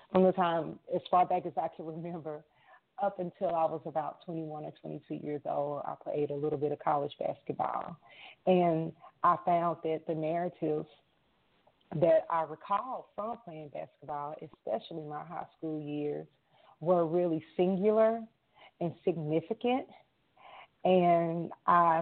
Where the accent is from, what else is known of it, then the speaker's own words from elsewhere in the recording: Arkansas, United States; moved away as an adult; now in Minneapolis, United States; I am from Arkansas. I'm recently relocated to Minneapolis